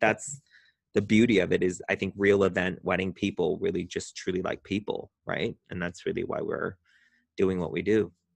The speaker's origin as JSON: {"language": "English", "area": "Orange County", "region": "California", "country": "United States", "moved": "as an adult", "lives_now": "West Hollywood, United States", "said": "I'm from Orange County, California, and moved up to West Hollywood about twelve years ago"}